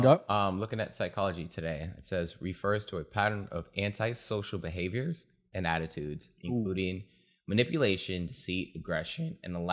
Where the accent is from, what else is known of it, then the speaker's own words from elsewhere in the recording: Zimbabwe; now in United States; I was born and raised in Zimbabwe.